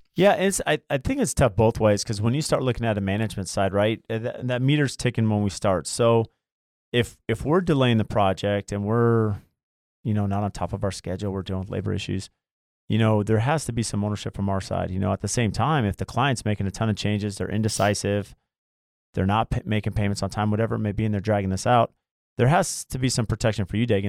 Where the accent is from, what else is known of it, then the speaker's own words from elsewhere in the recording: Lemon Grove, California, United States; also born or lived in La Mesa; I grew up in La Mesa, well, Lemon Grove